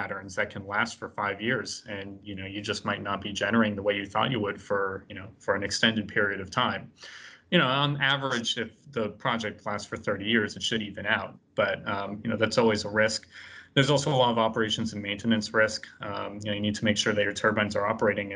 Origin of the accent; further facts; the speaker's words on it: Boston, Massachusetts, United States; I'm from Boston